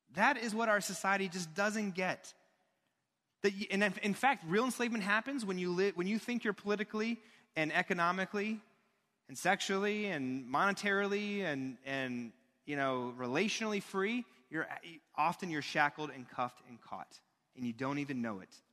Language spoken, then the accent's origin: English; United States; as an American.